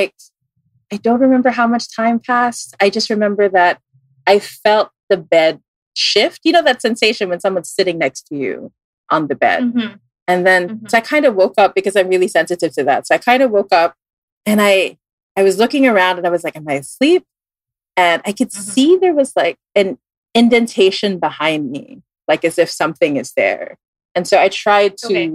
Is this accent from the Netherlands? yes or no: no; Philippines; also born or lived in Singapore; I moved to the Philippines when I was like around 10.